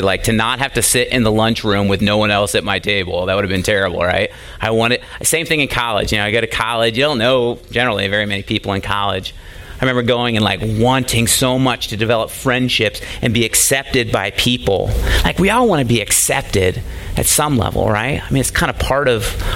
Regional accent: United States; it's getting less and less popular to be a Christian in our country

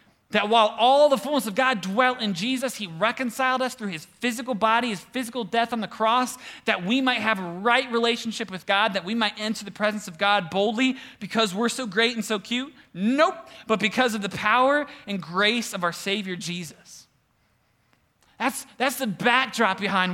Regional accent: Cleveland, Ohio, United States; we're from Cleveland-ish

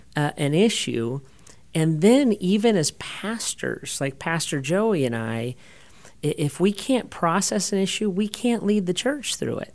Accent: United States; I'm an American

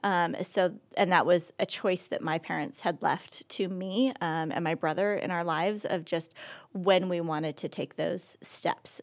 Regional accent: Oregon, United States; moved away as an adult; also born or lived in California / Rhode Island; now in Akron, United States; I was born and raised in Oregon

